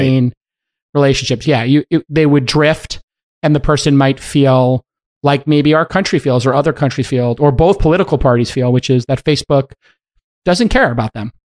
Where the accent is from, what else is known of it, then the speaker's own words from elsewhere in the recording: East Palo Alto, California, United States; I'm from the one that has east in it.